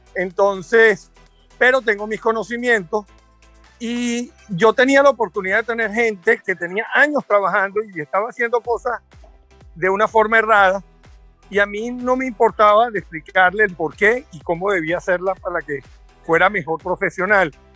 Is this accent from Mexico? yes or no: no; Venezuela; moved away; siempre sigo siendo venezolano fuera